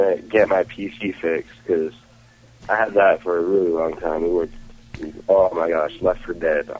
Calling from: Washington, United States; I'm calling from Washington.

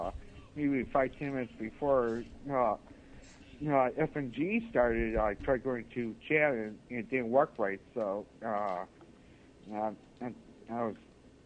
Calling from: Buffalo, New York, United States; Hi, this is … from Buffalo, New York.

